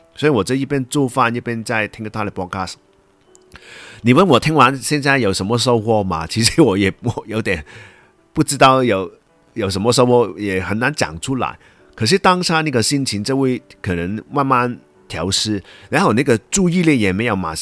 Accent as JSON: {"language": "Chinese", "country": "Hong Kong", "accent": "Hong Kong-accented Mandarin", "first_language": "Cantonese", "second_language": "Chinese", "said": "因为我是香港人嘛"}